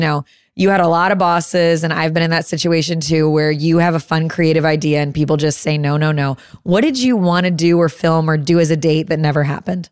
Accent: Chicago suburbs, Illinois, United States; born or raised there; moved away

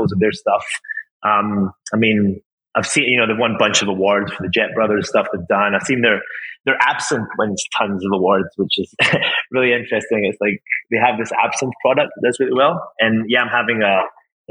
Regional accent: Crete, Greece; moved away; also born or lived in Scotland / Japan; I'm Scottish, half Scottish and half Greek. So I grew up in an island called Crete in Greece

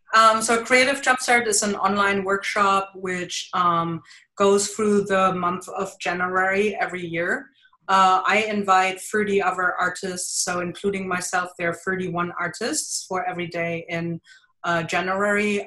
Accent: Germany; accent: thick German; English is a second language; moved away as an adult; now in Jersey City, United States; I have a thick German accent because I am originally from Germany. I live in uh, New Jersey, Jersey City

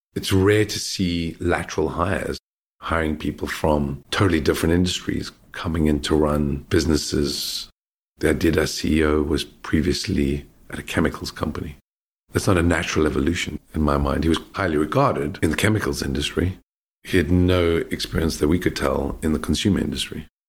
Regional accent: South Africa; also born or lived in Australia; now in London, United Kingdom; I grew up in South Africa

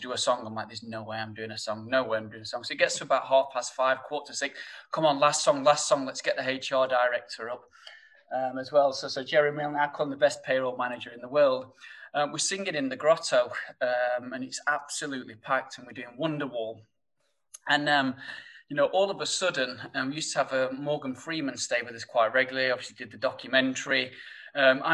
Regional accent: Sheffield, Yorkshire and the Humber, United Kingdom; accent: thick northern; you'll probably tell by my thick northern accent that, you know, coming from Sheffield

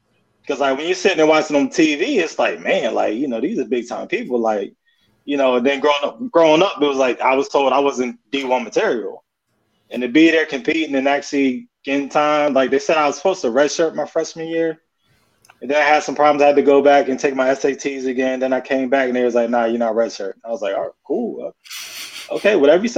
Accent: Pennsylvania, United States; moved away as an adult; also born or lived in Florida; I'm from Pennsylvania.

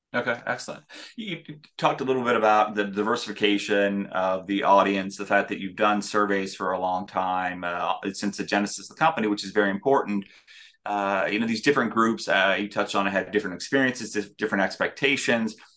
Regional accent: Denver, Colorado, United States; growing up in Denver

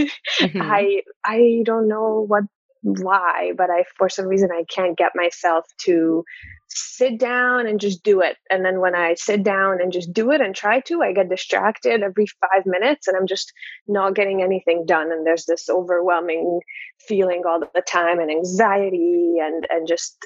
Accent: Hungary; moved away; I'm from Hungary originally

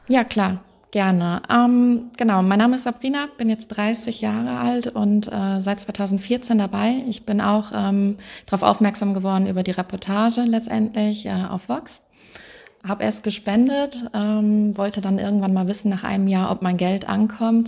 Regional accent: Wuppertal, North Rhine-Westphalia, Germany; Ich komme aus Wuppertal, oben okay. aus dem NRW

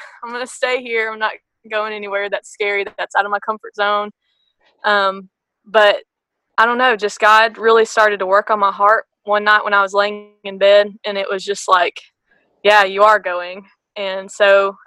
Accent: Blue Springs, Mississippi, United States; I'm from Blue Springs, Mississippi. It's just a little tiny dot on the map that no one knows about.

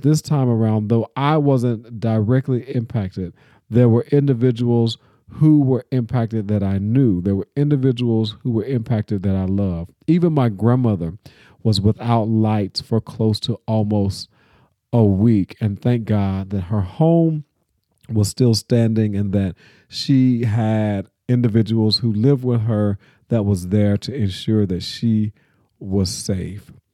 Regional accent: Nashville, Tennessee, United States; my hometown of Nashville

